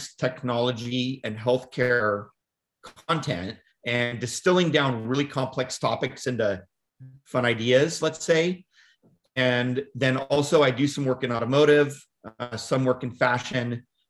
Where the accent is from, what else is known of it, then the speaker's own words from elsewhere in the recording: Woodland, California, United States; I grew up in Northern California, and then my hometown is called Woodland, California. It's near the Davis, Sacramento area